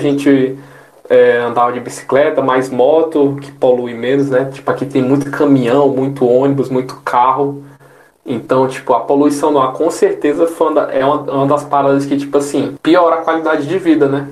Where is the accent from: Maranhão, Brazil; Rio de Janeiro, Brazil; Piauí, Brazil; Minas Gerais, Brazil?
Piauí, Brazil; Oeiras; now in São Paulo, Brazil; do estado que eu sou, que eu sou vivido e criado